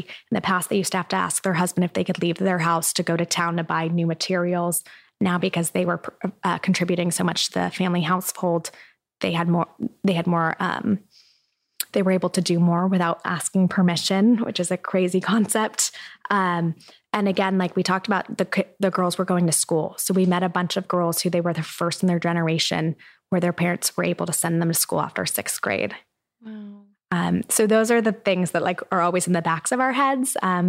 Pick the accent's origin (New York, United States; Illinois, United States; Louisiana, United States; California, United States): California, United States; Irvine; I grew up in Irvine.